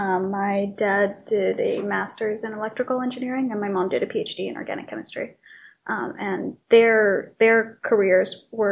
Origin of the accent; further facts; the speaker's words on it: Cupertino, California, United States; I'm from Cupertino, so we did local science fairs.